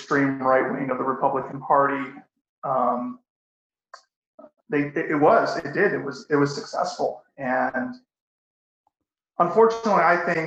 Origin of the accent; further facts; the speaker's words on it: Fresno, California, United States; I grew up as a very active, and I am still very active in the community in Fresno